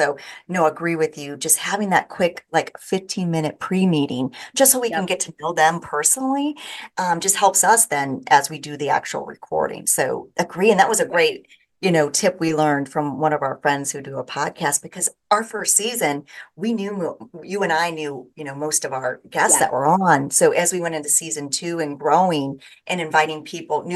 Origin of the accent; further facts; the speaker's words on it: Iowa, United States; moved away; my hometown in Iowa